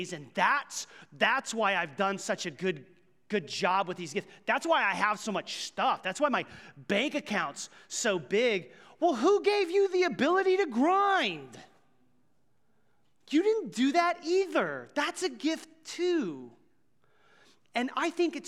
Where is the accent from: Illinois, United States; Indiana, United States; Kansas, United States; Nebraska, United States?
Kansas, United States; Ottawa County; moved away as an adult; now in Johnson County, Kansas, United States; I grew up in Ottawa County